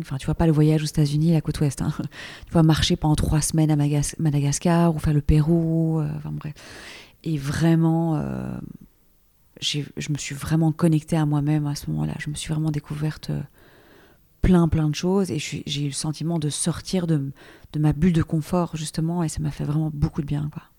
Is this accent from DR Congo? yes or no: no; Belgium; also born or lived in Brussels / Paris; je suis belge, j'habite donc à Bruxelles